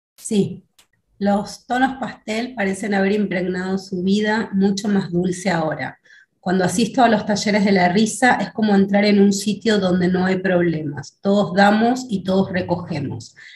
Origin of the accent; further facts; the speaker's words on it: Argentina; also born or lived in Buenos Aires; soy de Argentina, vivo en la ciudad de Buenos Aires